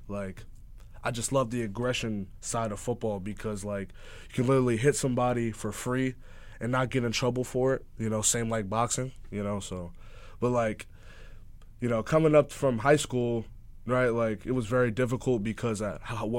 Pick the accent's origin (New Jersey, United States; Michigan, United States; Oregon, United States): New Jersey, United States; Montclair; I'm from Montclair, New Jersey. I'm from Jersey